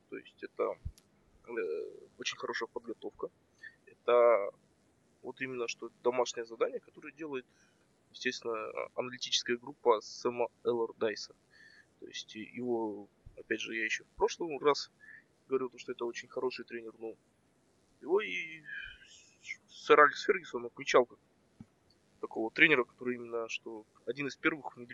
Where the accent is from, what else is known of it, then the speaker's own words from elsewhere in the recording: Karaganda, Karaganda Region, Kazakhstan; я из Казахстана, с, с города Герой Караганда.